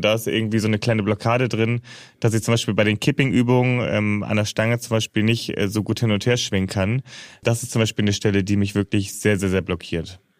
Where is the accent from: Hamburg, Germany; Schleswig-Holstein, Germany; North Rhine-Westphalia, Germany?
Hamburg, Germany; wer das Airbuswerk kennt in Finkenwerder in Hamburg, äh, da bin ich groß geworden